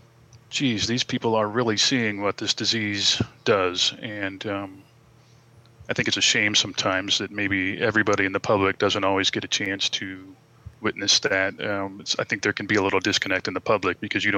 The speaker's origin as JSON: {"language": "English", "town": "San Diego", "region": "California", "country": "United States", "tie": "born or raised there", "said": "I grew up here in San Diego"}